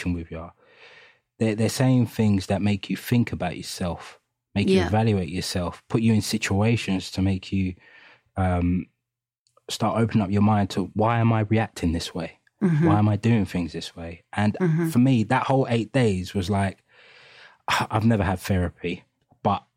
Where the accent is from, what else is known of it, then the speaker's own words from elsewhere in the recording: London, United Kingdom; accent: East London; …, we grew up in East London, Hackney, three out of the four of us.